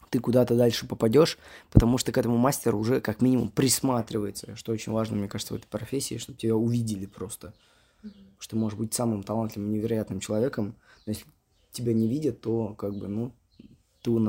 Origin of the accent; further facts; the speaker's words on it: Moscow, Russia; Мне говорит, …, здравствуйте, вы откуда? Я говорю, э, из Москвы.